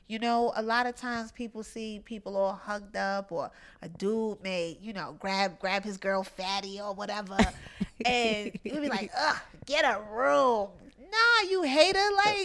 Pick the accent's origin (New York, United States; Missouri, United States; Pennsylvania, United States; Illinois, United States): New York, United States; Brooklyn; I grew up in Brownsville in Brooklyn. We out here. In the hood, you know what I mean?